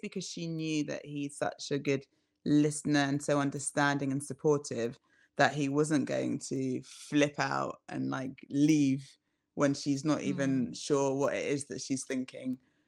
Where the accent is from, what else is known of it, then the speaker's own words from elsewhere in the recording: London, United Kingdom; because I grew up in London